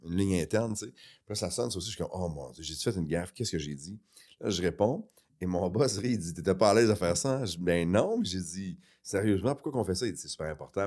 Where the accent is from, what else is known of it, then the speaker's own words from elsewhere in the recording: Quebec City, Quebec, Canada; also born or lived in Chicoutimi; On a grandi à Québec.